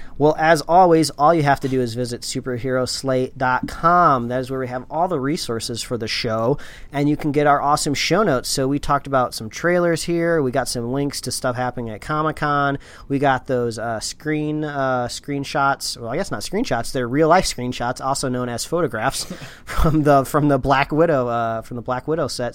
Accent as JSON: {"language": "English", "region": "Indiana", "country": "United States", "tie": "born or raised there", "said": "we grew up in the Midwest in Indiana"}